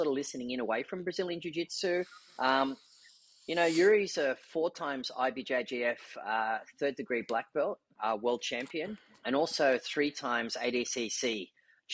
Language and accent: English; Australia; growing up in Australia, I did a lot of surfing